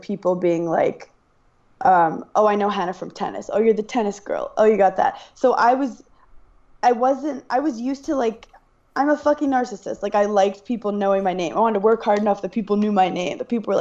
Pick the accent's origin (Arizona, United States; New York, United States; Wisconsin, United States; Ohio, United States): New York, United States; New York City; I'm from Brooklyn, New York.